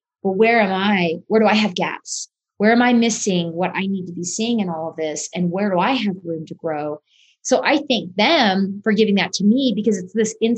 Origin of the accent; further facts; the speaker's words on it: Utah, United States; I grew up here in Utah